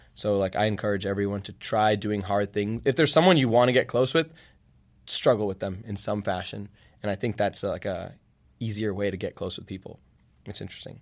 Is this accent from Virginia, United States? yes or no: yes; Virginia, United States; now in Champaign, United States; I'm from Virginia.